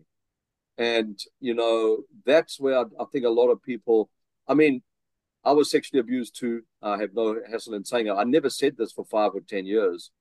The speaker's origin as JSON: {"language": "English", "country": "South Africa", "accent": "South African", "moved": "as an adult", "lives_now": "Vancouver, Canada", "said": "I still have my South African accent"}